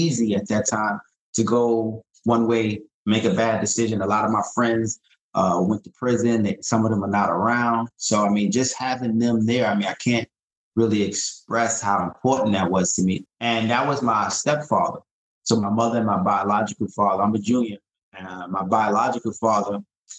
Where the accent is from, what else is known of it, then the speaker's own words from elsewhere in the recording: New York City, New York, United States; just a guy from Brooklyn. I grew up in East New York.